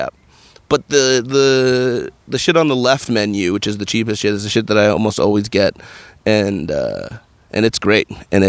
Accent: California, United States; also born or lived in New York City / Washington, D.C.; I grew up in California and I've only lived in California, in New York City, and Washington, D.C., all pretty good places to live.

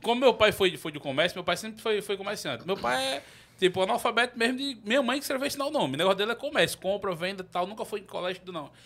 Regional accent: Itatuba, Paraíba, Brazil; also born or lived in Campina Grande / Santa Rita; now in João Pessoa, Brazil; sou natural de Campina Grande. Nasci em Campina Grande, mas me criei numa cidade chamada Itatuba.

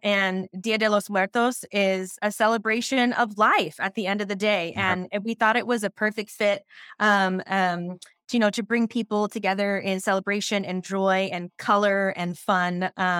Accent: Lompoc, California, United States; I am actually born and raised Lompoc. So that is my hometown.

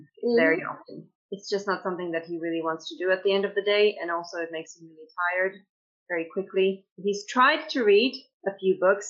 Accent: Slovakia; also born or lived in United Kingdom; now in Dublin, Ireland; I am from Slovakia

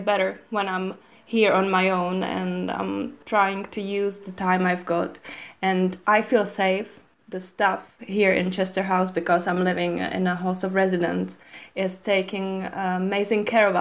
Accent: Czechia; moved away as an adult; now in London, United Kingdom; I'm from Czech Republic and currently I'm living in London

